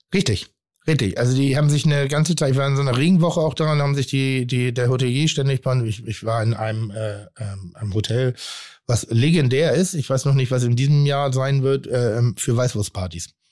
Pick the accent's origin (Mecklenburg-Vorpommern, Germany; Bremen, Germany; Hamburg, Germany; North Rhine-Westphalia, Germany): Hamburg, Germany; also born or lived in Pinneberg; ich bin kein geborener Hamburger, sondern ich bin in Pinneberg respektive in Zorn geboren und bin dann nach Hamburg gezogen